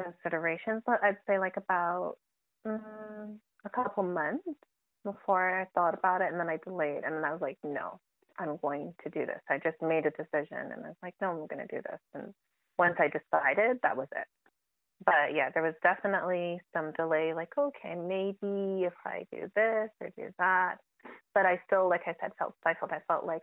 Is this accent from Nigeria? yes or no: no; Toronto, Ontario, Canada; moved away as an adult; now in Calgary, Canada; I grew up in Toronto